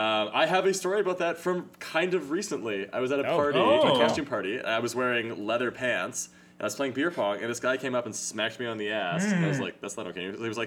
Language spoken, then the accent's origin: English; Manitoba, Canada; because I am from Manitoba.